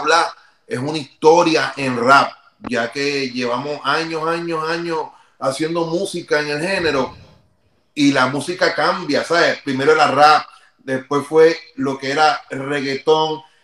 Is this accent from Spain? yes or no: no; Carolina, Puerto Rico; nosotros somos de Vía Fontana, Carolina